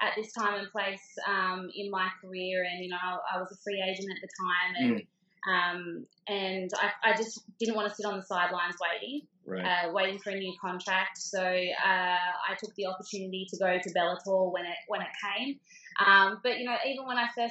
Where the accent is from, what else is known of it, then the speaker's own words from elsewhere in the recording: Australia; being an Australian girl